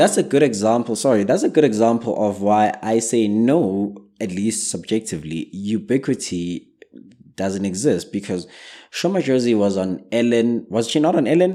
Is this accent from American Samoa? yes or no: no; South Africa; in South Africa, we're not too strong on the charts